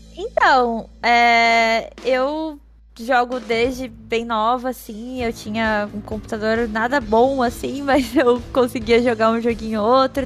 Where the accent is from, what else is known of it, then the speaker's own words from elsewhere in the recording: Rio Grande do Sul, Brazil; eu sou gaúcha também